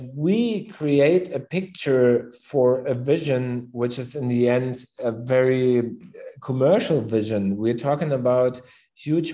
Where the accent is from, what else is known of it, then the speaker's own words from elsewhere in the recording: Berlin, Germany; also born or lived in Cape Town; I'm born and raised in Berlin